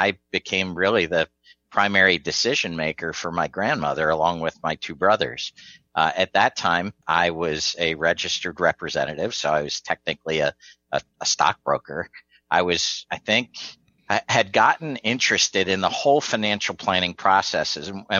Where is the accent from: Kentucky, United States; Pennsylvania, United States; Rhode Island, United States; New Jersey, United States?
Pennsylvania, United States; rural suburbs of Philadelphia; it was more rural suburbs of Philadelphia, about an hour and a half northwest. Born and raised there